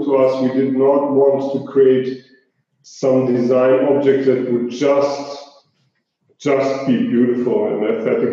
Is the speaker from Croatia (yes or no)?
yes; Zagreb, City of Zagreb, Croatia; I'm an entrepreneur from Zagreb, Croatia